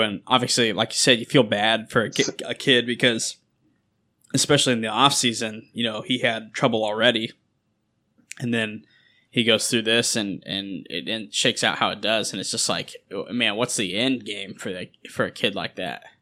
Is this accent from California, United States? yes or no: no; Kansas, United States; I'm from Kansas